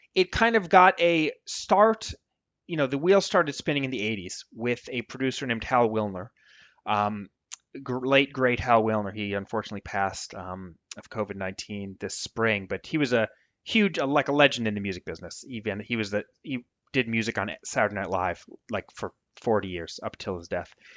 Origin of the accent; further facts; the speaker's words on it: United States; accent: American; my American accent